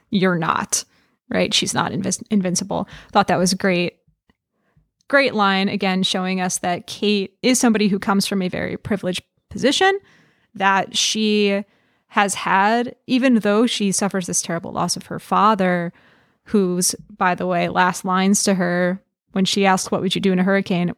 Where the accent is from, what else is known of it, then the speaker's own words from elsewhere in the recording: New York, United States; I grew up in New York, and so I've, not in the city itself